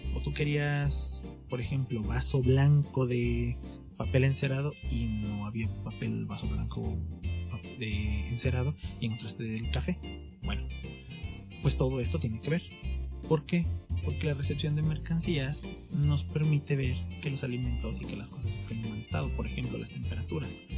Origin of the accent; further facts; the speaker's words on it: Mexico; como mexicano